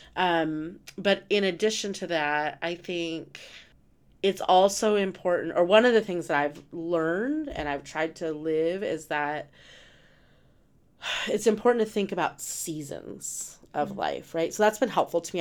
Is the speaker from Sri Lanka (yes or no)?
no; Rehoboth, New Mexico, United States; moved away; growing up in New Mexico, right at Rehoboth